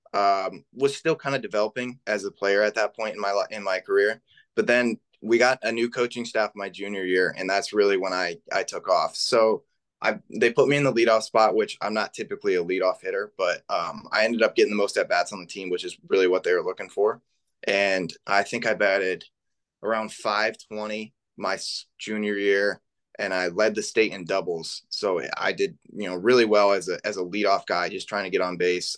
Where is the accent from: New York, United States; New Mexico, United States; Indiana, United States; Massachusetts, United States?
Indiana, United States; Middlebury; I'm from Northern Indiana